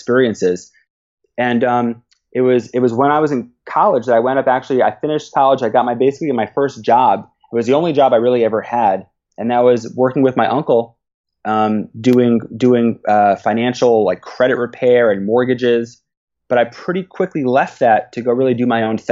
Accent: New York, United States; moved away as an adult; now in Israel; I grew up in New York, and you know, I went to elementary school, high school, Queens College.

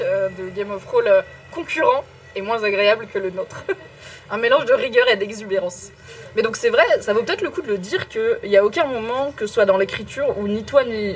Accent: Morocco; je suis marocaine

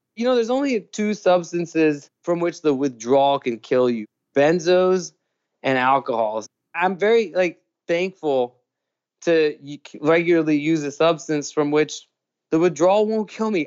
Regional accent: Thailand; also born or lived in New York; now in California, United States; I grew up in Thailand

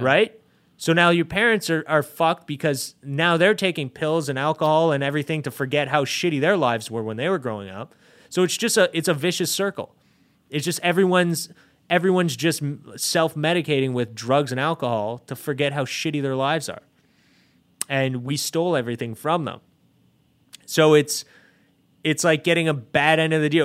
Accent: Canada; being Canadian

